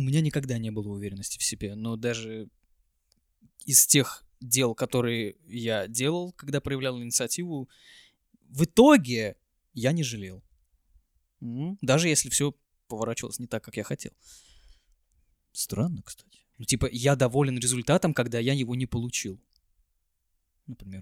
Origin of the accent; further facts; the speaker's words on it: Kaliningrad, Kaliningrad Oblast, Russia; Я, конечно, из Калининграда